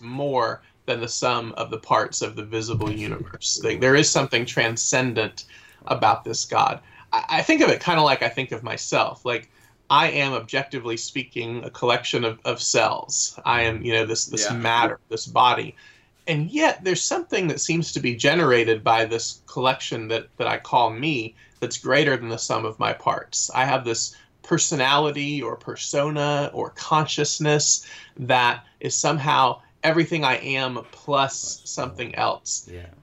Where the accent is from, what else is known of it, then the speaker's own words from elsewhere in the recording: Atlanta, Georgia, United States; now in Raleigh, United States; am from the Atlanta area originally